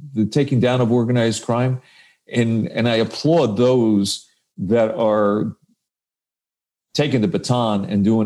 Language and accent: English; Paterson, New Jersey, United States; we were both from Patterson, New Jersey